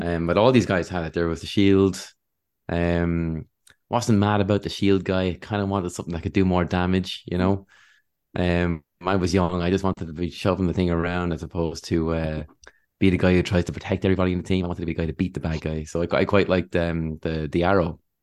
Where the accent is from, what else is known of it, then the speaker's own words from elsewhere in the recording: Wexford, Leinster, Ireland; I'm from Wexford